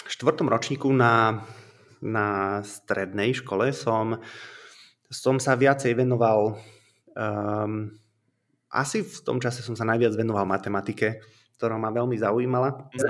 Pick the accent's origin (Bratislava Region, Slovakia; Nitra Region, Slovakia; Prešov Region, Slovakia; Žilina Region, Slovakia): Nitra Region, Slovakia; Komárno; now in Revúca, Slovakia; Mám 36 rokov, som pôvodne z Komárna, ale žil som už v rôznych častiach